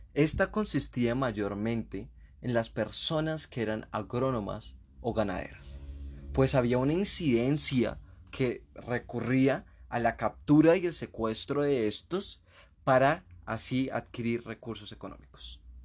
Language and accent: Spanish; Colombia; como colombianos hemos vivido